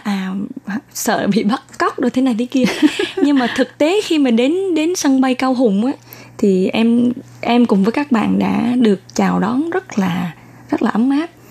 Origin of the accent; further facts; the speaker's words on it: Da Nang, Vietnam; moved away as an adult; now in Taiwan; Em uh, uh, sinh ra và lớn lên ở Đà Nẵng